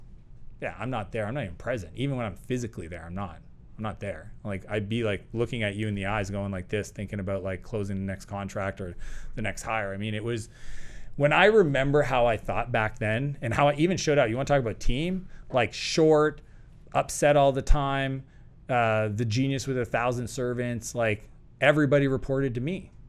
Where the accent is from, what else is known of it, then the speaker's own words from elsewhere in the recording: Canada; And Perfect. that's American. I'm Canadian. Yep. That's real money.